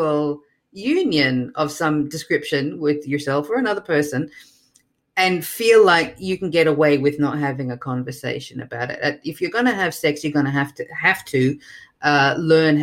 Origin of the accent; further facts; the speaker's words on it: Melbourne, Victoria, Australia; now in New York, United States; I'm originally from Melbourne, Australia, but I live in New York now